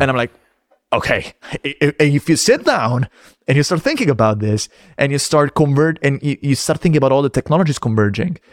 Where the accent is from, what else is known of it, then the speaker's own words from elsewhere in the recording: Rome, Lazio, Italy; moved away; I'm from Rome